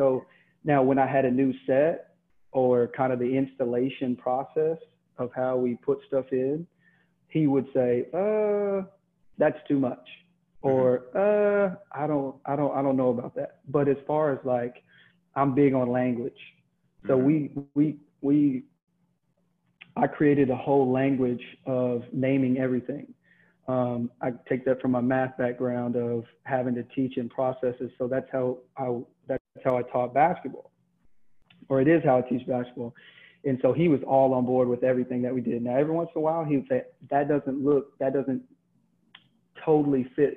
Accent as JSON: {"language": "English", "region": "Texas", "country": "United States", "tie": "born or raised there", "said": "growing up in Texas"}